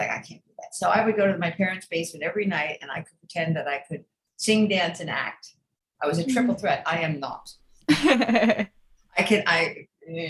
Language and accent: English; outside Philadelphia, New Jersey, United States; I grew up outside Philadelphia in South Jersey